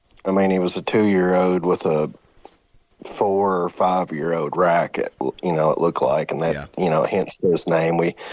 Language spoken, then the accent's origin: English; Kentucky, United States; So I'm born and raised in Western Kentucky. It's the only place I've ever been.